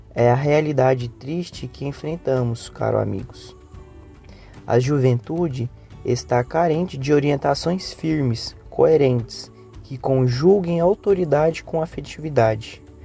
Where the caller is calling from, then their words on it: Goiânia, Goiás, Brazil; eu sou de Goiânia e falo do Centro Espírita Caridade e o Caminho